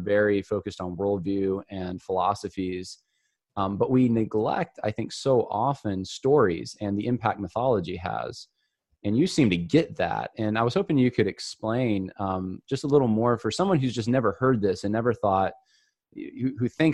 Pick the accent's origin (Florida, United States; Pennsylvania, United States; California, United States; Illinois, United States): California, United States; Southern; moved away; I'm from Southern California originally